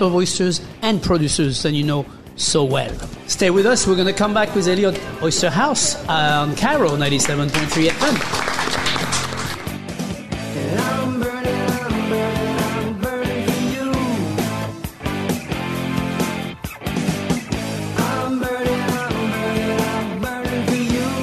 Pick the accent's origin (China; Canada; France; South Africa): France; now in United States; I come from France. I come from close to Brittany where we have oysters.